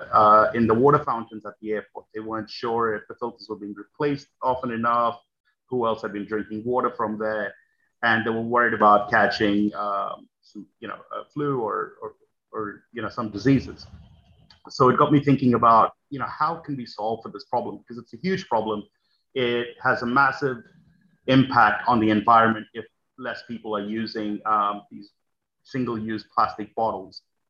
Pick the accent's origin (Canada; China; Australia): Australia; moved away as an adult; also born or lived in New York; I grew up in Australia